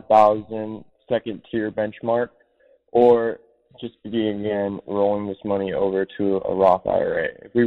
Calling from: Redmond, Washington, United States; I'm calling from Redmond, Washington

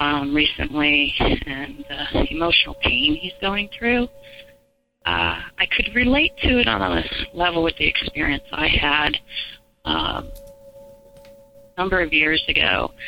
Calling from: South Carolina, United States; I'm calling from South Carolina

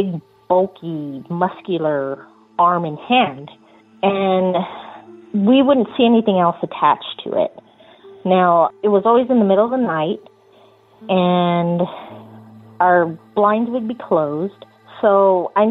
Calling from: Yucaipa, California, United States; also born or lived in Torrance, California; I'm calling from Yucaipa, California

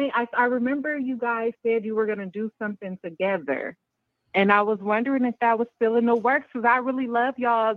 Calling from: Bay Area, California, United States; I'm calling from the Bay Area

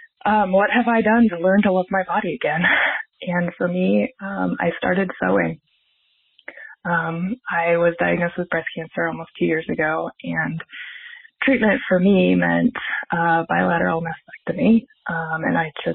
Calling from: Missoula, Montana, United States; I'm calling from Missoula, Montana.

